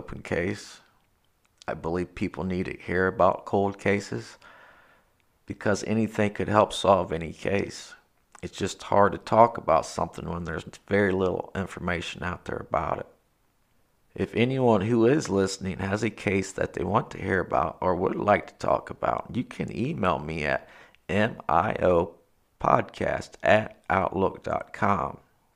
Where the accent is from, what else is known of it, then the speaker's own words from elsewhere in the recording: Ohio, United States; I am from Ohio